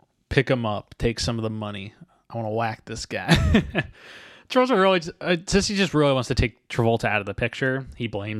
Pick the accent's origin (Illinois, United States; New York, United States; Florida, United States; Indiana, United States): Illinois, United States; Chicago; We are from Chicago.